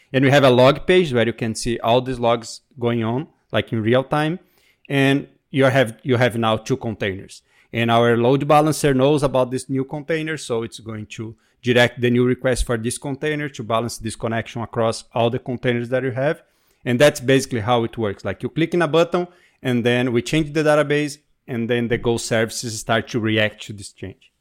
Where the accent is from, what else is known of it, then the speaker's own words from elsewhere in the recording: Brazil; moved away; also born or lived in New York; I'm from Brazil, but right now I'm speaking from New York